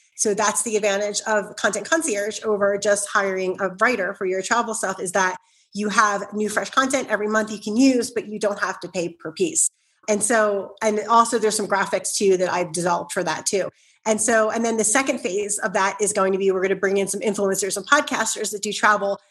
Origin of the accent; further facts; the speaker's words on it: Philadelphia, Pennsylvania, United States; I grew up in South Philly, so I can be very loud